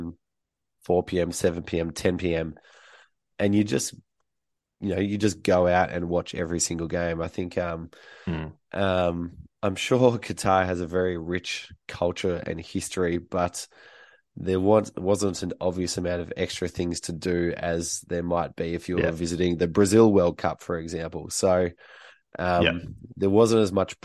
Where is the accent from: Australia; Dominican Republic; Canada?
Australia; I was from Australia